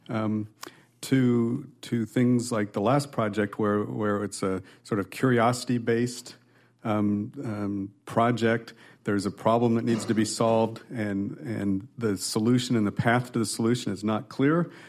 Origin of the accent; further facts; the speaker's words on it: Nebraska, United States; moved away as an adult; also born or lived in California / Texas; now in Iowa, United States; I'm a Midwesterner, born and raised in Nebraska